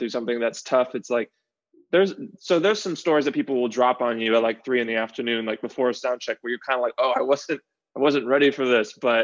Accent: Los Angeles, California, United States; also born or lived in Miami, Florida; I was born in Tarzana

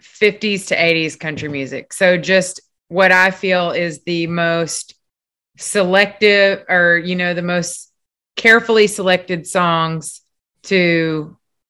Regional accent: Texas, United States; I'm from Texas. So we are instilled with a little tiny chip when we're born

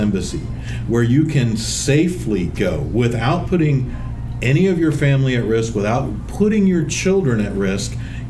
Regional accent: United States; this is the only point of frame that I have, is as an American

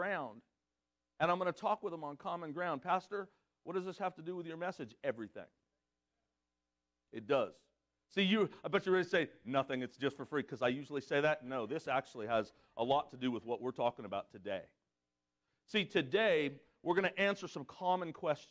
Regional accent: California, United States; I'm from California

